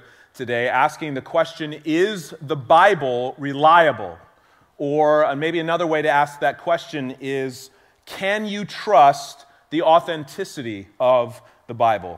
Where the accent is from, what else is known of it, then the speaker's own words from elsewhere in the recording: Bay Area, California, United States; growing up in the Bay Area